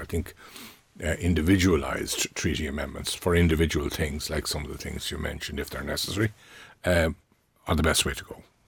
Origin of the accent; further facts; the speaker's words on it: Ireland; we are an English-speaking country operating a common law legal system